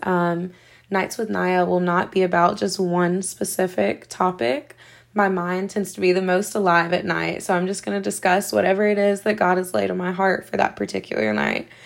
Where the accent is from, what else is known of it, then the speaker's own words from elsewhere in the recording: Seneca, South Carolina, United States; I am from Seneca, South Carolina